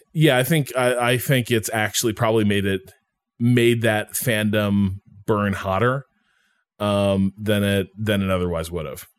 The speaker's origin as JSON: {"language": "English", "country": "United States", "moved": "yes", "said": "I'm probably never going to live in Chicago again, never going to live near Chicago again"}